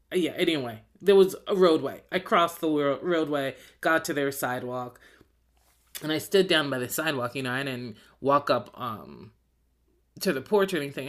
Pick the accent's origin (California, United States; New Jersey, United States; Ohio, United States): New Jersey, United States; moved away; I'm from New Jersey